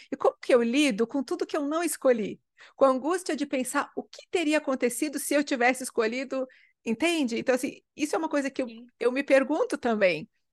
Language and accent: Portuguese; interior of Rio Grande do Sul, Brazil; moved away; eu sou do interior do Rio Grande do Sul